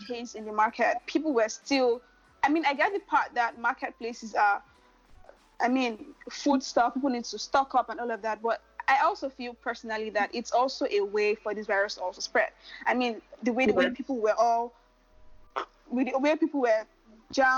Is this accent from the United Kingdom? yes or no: no; Nigeria; also born or lived in Lagos, Nigeria; I am Nigerian, and I live in Lagos, Nigeria